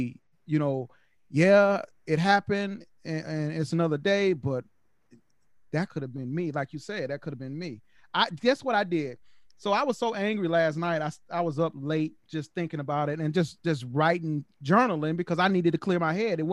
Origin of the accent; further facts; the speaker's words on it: the South, United States; growing up in the projects and growing up in the South